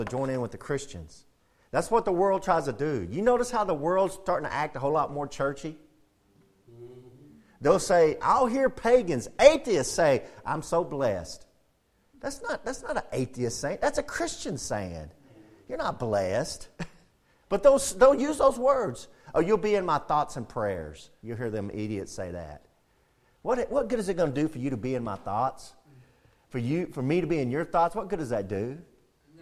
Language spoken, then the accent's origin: English; United States; I'm an American